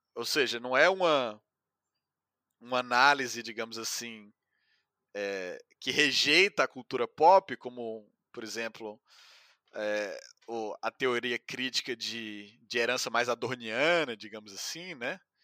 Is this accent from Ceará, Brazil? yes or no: yes; Ceará, Brazil; moved away; also born or lived in São Paulo; sou cearense